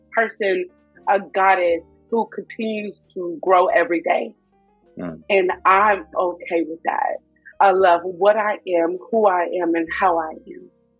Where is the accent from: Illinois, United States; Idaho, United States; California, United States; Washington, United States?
California, United States; Inglewood; also born or lived in East Coast; I'm from Inglewood. Los Angeles, California, born and raised.